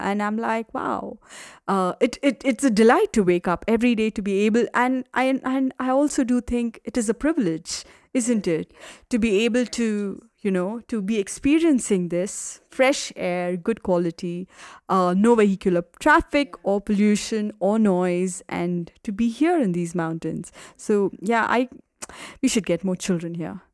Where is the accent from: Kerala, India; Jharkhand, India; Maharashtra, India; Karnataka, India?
Kerala, India; Malayali; moved away as an adult; now in Rwanda; I'm South Indian by origin. Uh, I'm a Malayali